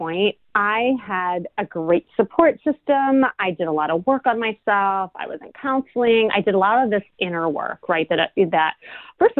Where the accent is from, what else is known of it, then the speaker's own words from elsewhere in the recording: Chicago, Illinois, United States; now in Los Angeles, United States; I'm from Chicago